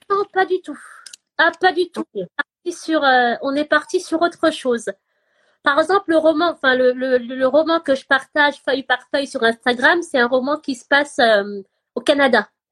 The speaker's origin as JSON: {"language": "French", "country": "Gabon", "tie": "born or raised there", "also_born_or_lived": "France", "moved": "yes", "said": "j'ai grandi au Gabon, mais j'étais jamais allée dans mon village"}